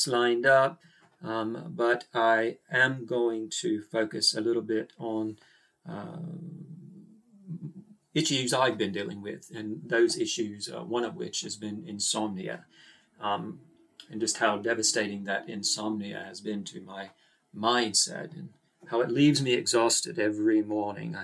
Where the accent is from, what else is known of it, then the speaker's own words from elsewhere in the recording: Australia; accent: Australian; people hear my accent, then they immediately think, here's a girl from Australia.